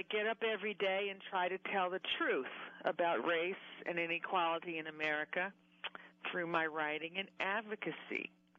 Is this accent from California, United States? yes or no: no; Huntsville, Alabama, United States; Well, I was born and raised in Huntsville, Alabama, the child of civil rights and political activists.